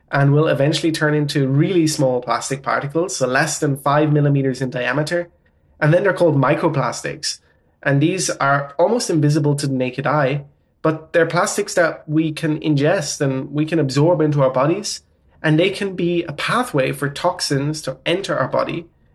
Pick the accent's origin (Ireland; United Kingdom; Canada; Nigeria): Ireland; accent: Irish; now in Netherlands; I'm Irish. I have German and Portuguese parents, but grew up in Ireland. And yeah, I live in the Netherlands.